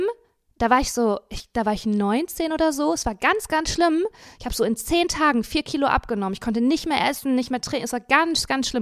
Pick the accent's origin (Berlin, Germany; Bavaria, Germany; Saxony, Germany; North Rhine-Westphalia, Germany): North Rhine-Westphalia, Germany; Dinslaken; moved away; ich bin in Dienstlagen aufgewachsen